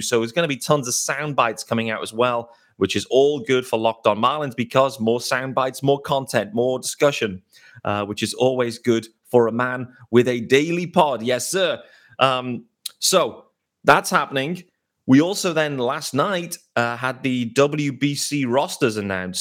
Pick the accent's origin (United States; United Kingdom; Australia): United Kingdom; as a British baseball fan